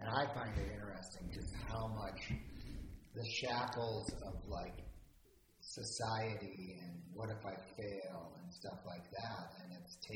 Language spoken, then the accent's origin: English; Cape Cod, Massachusetts, United States; growing up on Cape Cod, hockey was a very, that's kind of like the sport there